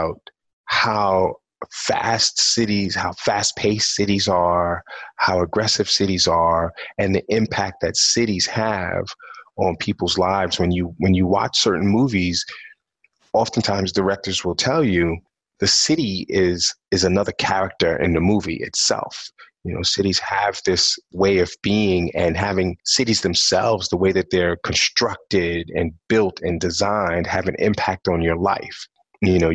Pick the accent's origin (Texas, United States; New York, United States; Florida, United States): New York, United States; New York City; I'm actually born and raised in New York City. I'm from Brooklyn, New York